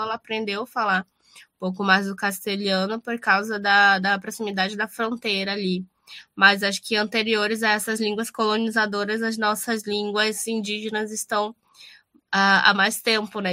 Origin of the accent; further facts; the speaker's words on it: Amazonas, Brazil; moved away as an adult; now in Rio Grande do Sul, Brazil; eu que vim do Amazonas e vim estudar no Rio Grande do Sul